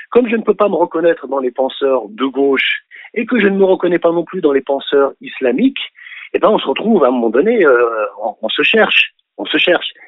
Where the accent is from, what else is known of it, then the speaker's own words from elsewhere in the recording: France; français plus que n'importe quelle autre langue, y compris celle de mes, de mes parents. Et donc, je, n'ai, je suis français quand bien même je voudrais l'ignorer. Je suis français presque à mon corps défendant